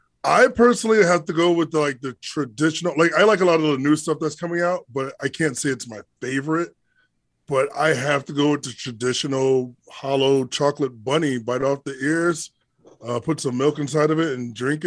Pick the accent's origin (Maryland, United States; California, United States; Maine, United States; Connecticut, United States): Connecticut, United States; Hartford; I'm from Hartford, Connecticut.